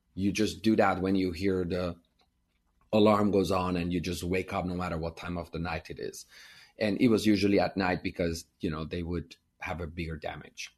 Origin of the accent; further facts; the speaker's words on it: Iran; English is a second language; moved away as an adult; now in United States; I grew up in Iran and we were Armenian, so we were minority